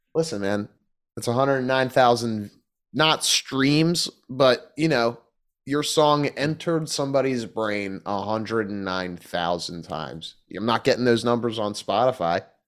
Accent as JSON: {"language": "English", "town": "Philadelphia", "region": "Pennsylvania", "country": "United States", "said": "I'm from Philly, you know, it's not, it doesn't get that cold."}